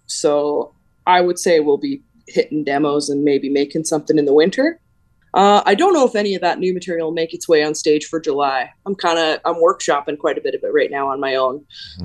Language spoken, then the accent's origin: English; Alberta, Canada; when we were kids, like you're saying in Alberta